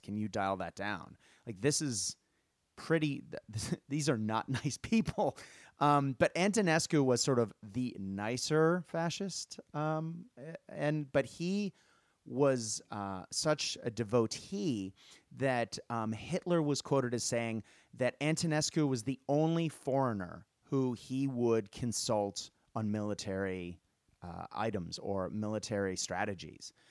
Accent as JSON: {"language": "English", "country": "United States", "tie": "born or raised there", "moved": "as an adult", "lives_now": "Australia", "said": "as an American growing up"}